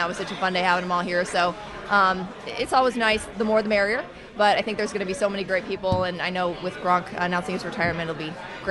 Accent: Seattle, Washington, United States; also born or lived in Omaha, Nebraska; now in Boston, United States; I'm originally from Seattle, and then I moved to Nebraska, so both places.

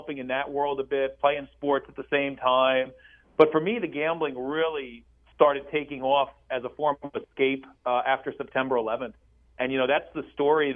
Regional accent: New Jersey, United States; growing up in New Jersey my entire life, being 47 now

